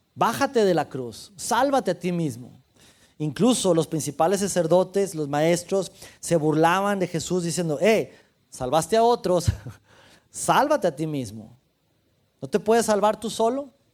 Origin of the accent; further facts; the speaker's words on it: Mexico; soy mexicano